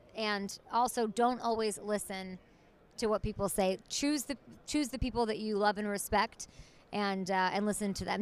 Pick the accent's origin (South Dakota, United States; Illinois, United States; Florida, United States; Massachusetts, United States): Illinois, United States; Chicago; I grew up in Chicago